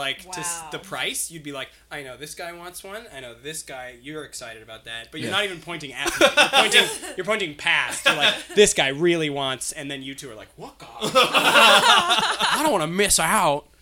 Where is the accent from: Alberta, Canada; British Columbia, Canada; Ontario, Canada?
British Columbia, Canada; Ladner; I'm doing a show in my hometown of Ladner, British Columbia on January 17th at my old high school